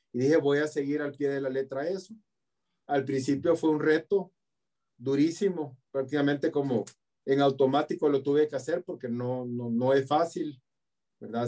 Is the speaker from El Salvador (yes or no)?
yes; El Salvador; Yo soy salvadoreño